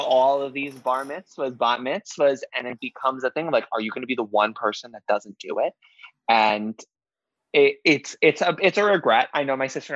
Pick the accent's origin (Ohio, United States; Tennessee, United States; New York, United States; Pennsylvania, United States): New York, United States; New York City; growing up in Queens, it was predominantly Asian